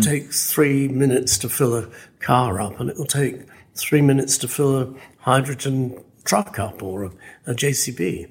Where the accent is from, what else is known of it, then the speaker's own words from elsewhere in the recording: West Midlands, United Kingdom; I'm English. I'm from this neck of the woods, which is the Midlands.